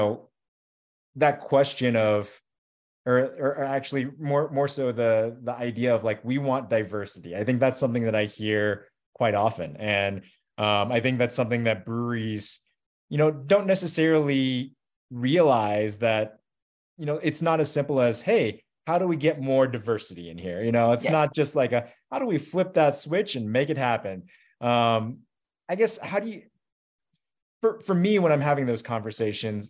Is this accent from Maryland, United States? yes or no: no; Kentucky, United States; I'm a Chinese guy, Chinese American, born in Kentucky